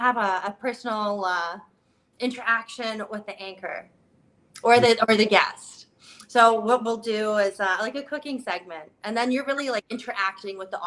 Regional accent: Canada; I'm from Canada

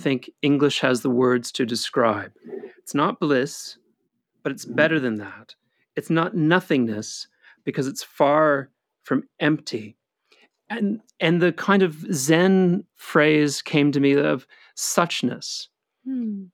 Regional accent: United States; as an American

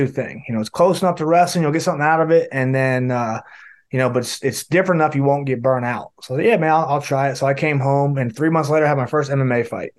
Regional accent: western North Carolina, United States; I'm from West North Carolina, and football is big here. I played football from the time I started. When I moved here, I was 5 years old

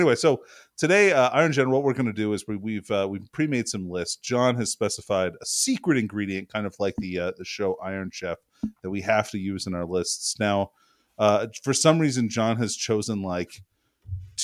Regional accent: United States; as an American

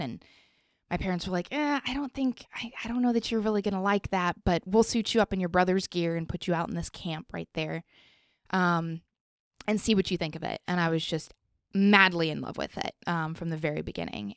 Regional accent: Colorado Springs, Colorado, United States; moved away; I grew up in Colorado, so there was definitely a lot more open space

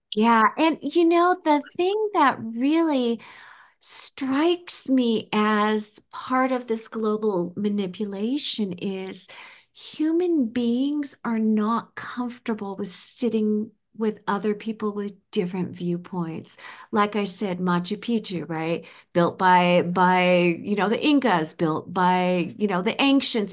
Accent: United States; Coming from the United States as an American

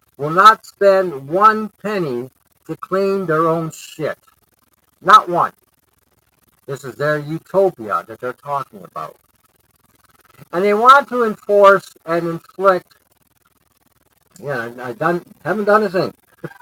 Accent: Detroit, Michigan, United States; growing up in Detroit

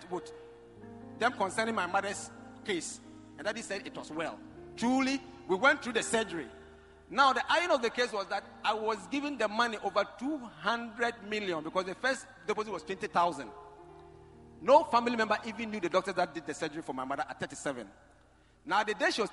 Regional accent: Lawra, Upper West, Ghana; I come from Lora in the Upper West region where Nkrumah was imprisoned in 1948

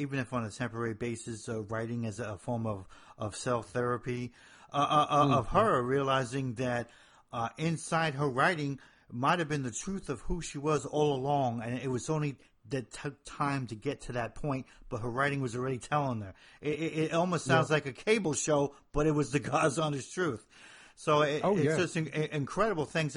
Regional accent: Hoboken, New Jersey, United States; moved away; I'm from the north of Jersey

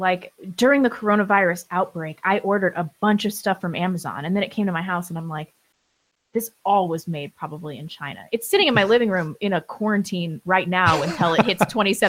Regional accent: England, United Kingdom; I'm not Scandinavian. I'm English.

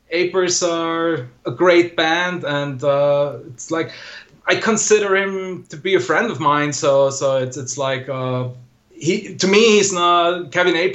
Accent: Innsbruck, Tyrol, Austria; English is a second language; Innsbruck, my hometown

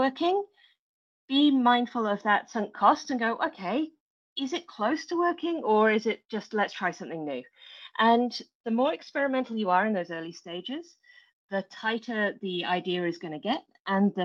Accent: England, United Kingdom; moved away as an adult; now in New Zealand; So you will tell from my accent, I'm not originally from New Zealand, but I live in New Zealand now, in a beautiful place in the very top of the North Island. But I was born in England.

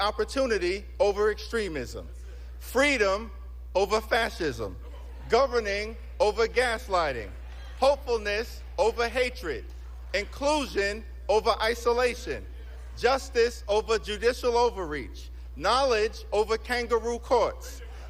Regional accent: Brooklyn, New York, United States; I was born in Brooklyn Hospital, raised of opportunity.

